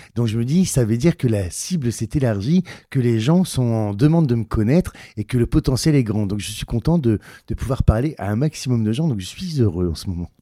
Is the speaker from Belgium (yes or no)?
no; Ch'ti, Hauts-de-France, France; accent: ch'ti; mon accent ch'ti